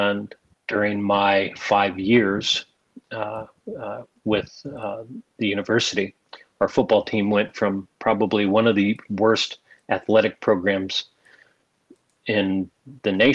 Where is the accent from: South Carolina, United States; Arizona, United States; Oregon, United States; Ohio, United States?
Arizona, United States; moved away as an adult; also born or lived in Indiana / El Paso, Texas; I was born in Indiana. And as a very young guy, my parents moved me to Arizona. And that's where I did most of my formative years from the age of 5 to 18